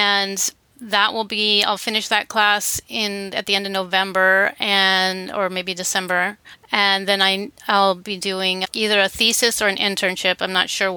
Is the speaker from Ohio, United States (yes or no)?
no; Oakland, California, United States; also born or lived in Southern Humboldt County, California / San Francisco, California; I am from Oakland